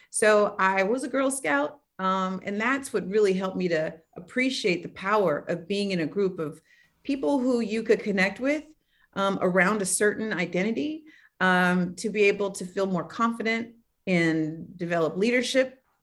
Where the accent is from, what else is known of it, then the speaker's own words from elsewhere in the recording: Oakland, California, United States; I grew up in Oakland, California